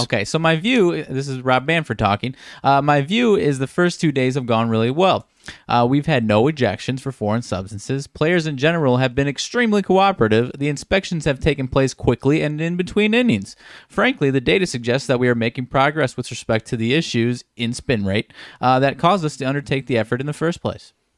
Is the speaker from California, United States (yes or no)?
no; Rockford, Illinois, United States; one of my guys from my hometown area, Fred Van Fleet